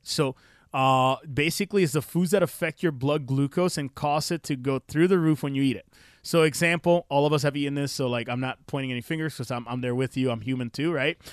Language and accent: English; Puerto Rico; I'm from Puerto Rico